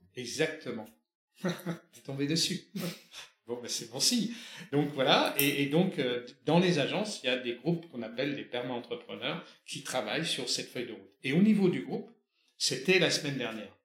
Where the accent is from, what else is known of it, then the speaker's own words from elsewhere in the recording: France; On est français, on est dans cette culture-là